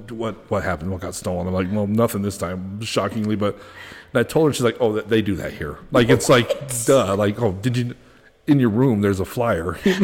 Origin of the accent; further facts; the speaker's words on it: Pueblo, Colorado, United States; moved away; I'm from Pueblo, originally.